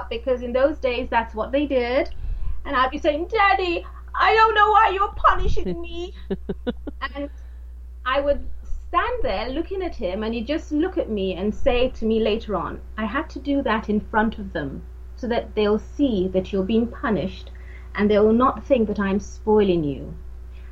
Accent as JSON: {"language": "English", "country": "Nigeria", "tie": "born or raised there", "also_born_or_lived": "London", "moved": "yes", "said": "I was born in London and then taken back home to Africa, to Nigeria"}